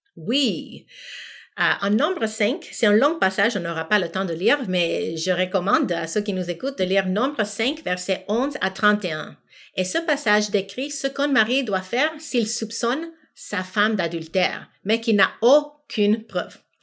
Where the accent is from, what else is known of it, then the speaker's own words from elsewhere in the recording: United States; moved away as an adult; also born or lived in Senegal; now in Quebec, Canada; j'ai grandi aux États-Unis